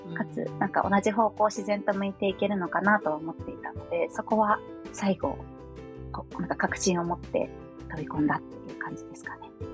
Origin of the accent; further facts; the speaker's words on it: Chiba, Japan; moved away as an adult; also born or lived in Akita / United States; now in Tokyo, Japan; 出身は千葉県でして